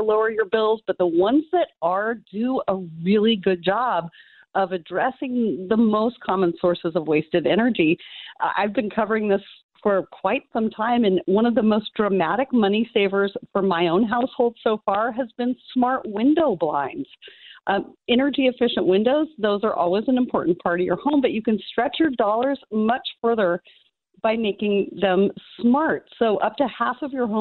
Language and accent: English; Alaska, United States; moved away; I'm from Alaska originally